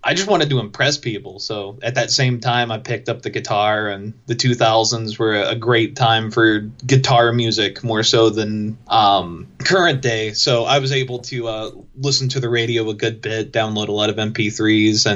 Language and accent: English; Chatsworth, Georgia, United States; I grew up in Chatsworth, Georgia.